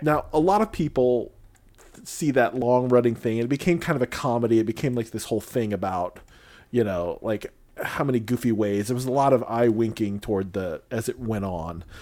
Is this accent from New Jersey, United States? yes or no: no; Illinois, United States; I grew up in Illinois twenty years